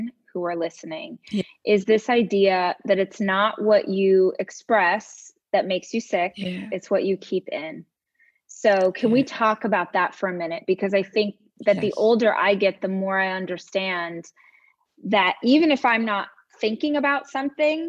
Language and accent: English; the South, United States; I was raised in Southern culture